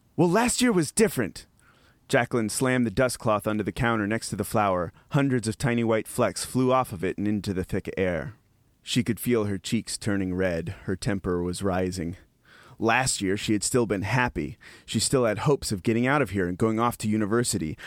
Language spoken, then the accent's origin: English; Appalachian Mountains, United States; now in Texas, United States; I'm from the Appalachian Mountains, living in Texas